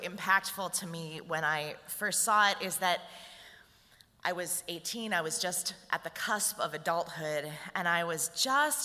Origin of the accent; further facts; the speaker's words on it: St. Paul, Minnesota, United States; I was raised in St. Paul in an extremely white neighborhood in an upper middle class family